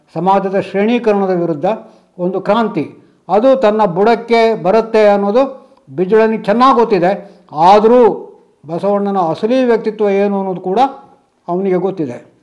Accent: Udupi district, Karnataka, India; ನಮ್ಮ ಉಡುಪಿ ಜಿಲ್ಲೆಯ

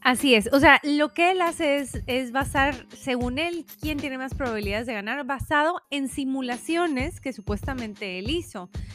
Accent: Mexico; se nos da muy bien como mexicanos

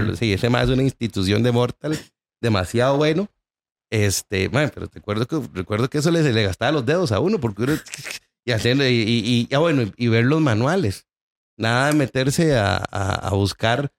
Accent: San José, Costa Rica; also born or lived in Pérez Zeledón; nosotros nos crecimos en San Sebas

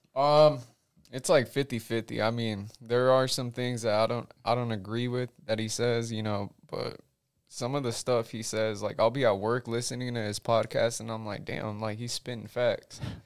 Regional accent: United States; I'm an American.

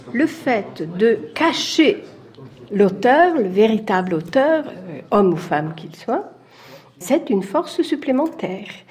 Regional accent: Italy; je suis italienne

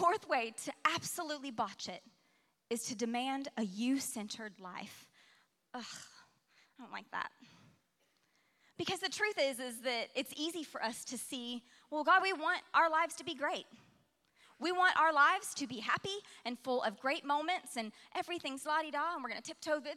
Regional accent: Alaska, United States; now in Oklahoma, United States; I spent the majority of my formative years growing up in Alaska

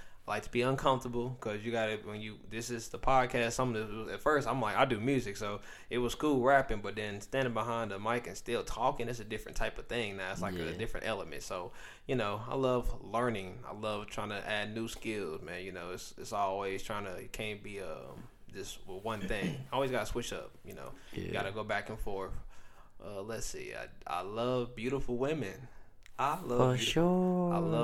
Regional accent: Indianapolis, Indiana, United States; also born or lived in Chicago, Illinois; I was raised in Indianapolis, since I was probably about like 4 or 5

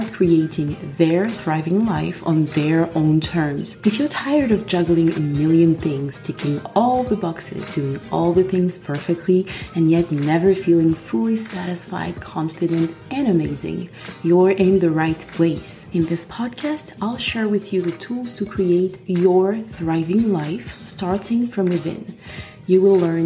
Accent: Côte d’Ivoire; accent: French; English is a second language; also born or lived in France; now in Ireland; I am French, as you can or will probably hear from my accent, and I'm originally from Ivory Coast

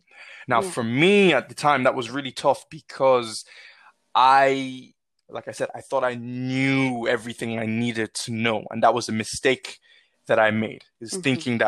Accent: Nigeria; now in Ireland; growing up in Nigeria through to sort of my early adulthood here in Ireland

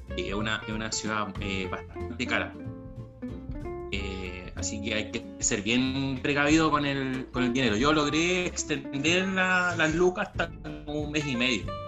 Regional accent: Chile; con el fin de retornar a, Chile

